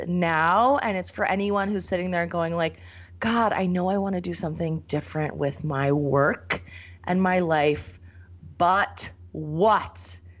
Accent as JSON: {"language": "English", "area": "rural small town north of Scranton", "region": "Pennsylvania", "country": "United States", "tie": "born or raised there", "also_born_or_lived": "Philadelphia area, Pennsylvania", "said": "1984. I was born outside of Philadelphia, but my mom made the fantastic decision to bring us north of Scranton. Grew up in this rural, very small town, 96 kids, one stoplight in the whole county. So that's where I'm at. I'm like the veteran millennial"}